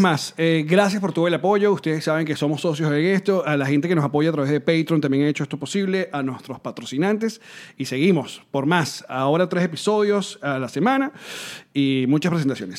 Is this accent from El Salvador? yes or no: no; Venezuela; las venezolanadas que decimos